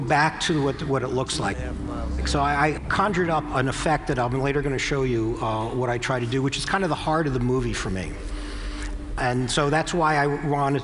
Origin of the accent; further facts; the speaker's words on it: New Jersey, United States; I'm from New Jersey